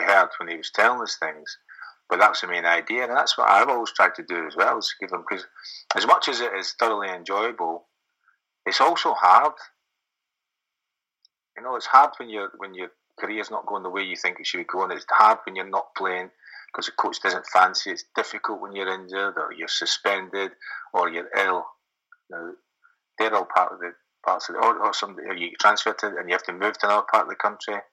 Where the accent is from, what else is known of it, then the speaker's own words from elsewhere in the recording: Scotland, United Kingdom; moved away; being a Scotsman